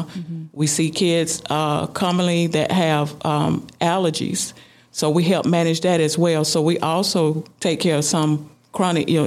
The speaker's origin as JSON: {"language": "English", "town": "Adel", "region": "Georgia", "country": "United States", "tie": "born or raised there"}